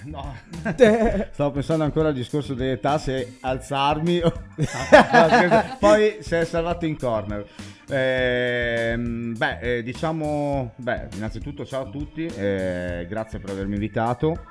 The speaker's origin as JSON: {"language": "Italian", "town": "Bolzano", "region": "Trentino-Alto Adige", "country": "Italy", "tie": "born or raised there", "also_born_or_lived": "Merano area", "said": "io come DJ sono nato nel Meranese e non a Bolzano, anche se in realtà sono nato a Bolzano"}